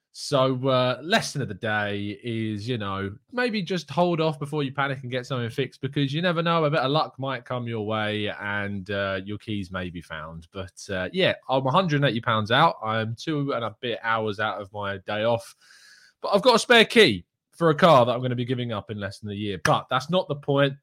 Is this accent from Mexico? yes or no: no; England, United Kingdom; being English through and through